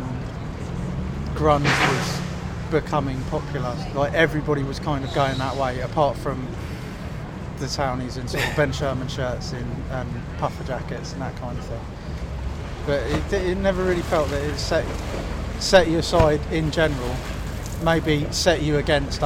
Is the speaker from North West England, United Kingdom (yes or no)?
no; Bovingdon, East of England, United Kingdom; moved away; I grew up in Bovingdon, which is a little village outside it.